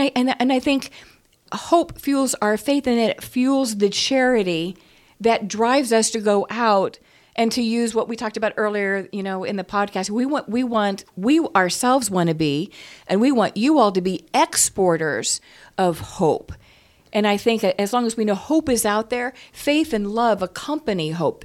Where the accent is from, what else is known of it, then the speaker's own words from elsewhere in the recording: United States; I'm an American